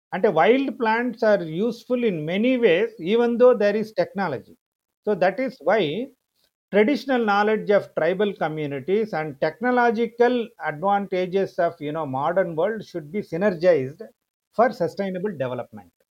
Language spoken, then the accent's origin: Telugu; Chennai, Tamil Nadu, India; మద్రాసులో పుట్టి పెరిగినా కూడా మా ఫాదర్ది నర్సింగాపురం అని చంద్రగిరి దగ్గర ఒక విలేజ్ మదర్ది పుంగనూరు మదనపల్లి దగ్గర